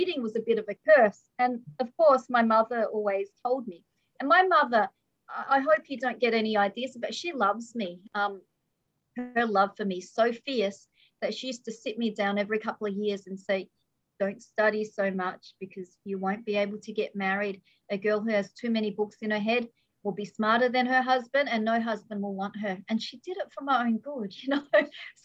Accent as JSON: {"language": "English", "town": "Melbourne", "region": "Victoria", "country": "Australia", "tie": "born or raised there", "said": "where I grew up in Australia, I was born here."}